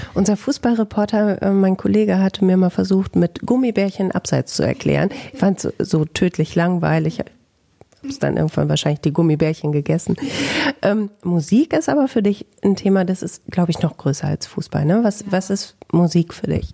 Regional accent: Bielefeld, North Rhine-Westphalia, Germany; bei mir in meiner Heimat in Bielefeld

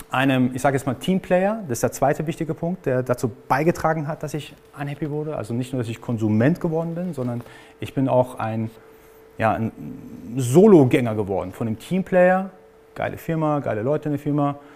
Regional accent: Iran; Also ich bin gebürtiger Iraner, ist nicht so, dass ich jetzt alles mitbekommen habe, sondern ich musste tatsächlich auch dafür arbeiten.

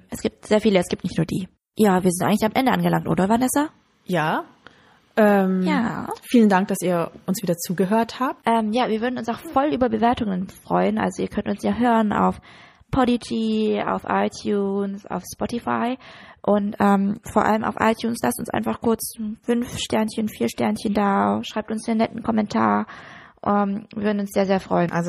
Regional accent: Germany; ich bin Deutsche.

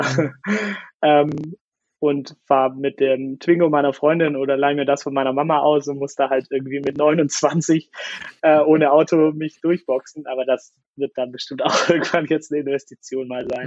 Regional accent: Swabia, Germany; ich fühle mich als Deutscher, ja, und auch als Schwabe und ich bin gerne hier

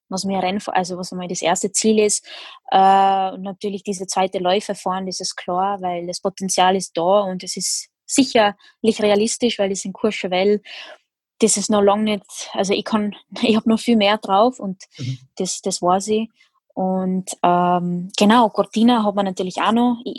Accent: Netherlands; now in Austria; bin zwar bin ich Holländerin, aber ich wohne in Österreich, also so richtig, richtig holländisch fühle ich mich jetzt nicht

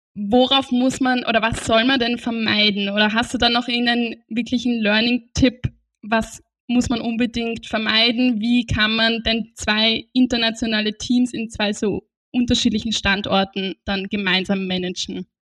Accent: Austria; bei uns in Österreich

